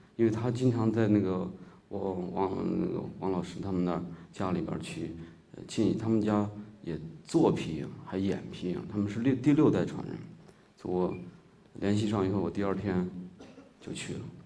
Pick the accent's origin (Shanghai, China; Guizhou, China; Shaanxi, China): Shaanxi, China; accent: Shaanxi dialect; first language Shaanxi dialect; now in Beijing, China; 我家也是，呃，内房土地的人，呃，从小在那个地儿长大